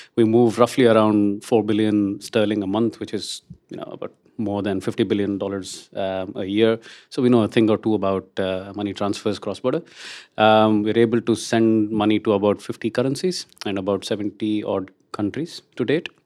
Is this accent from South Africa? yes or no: no; India; moved away; I'm Indian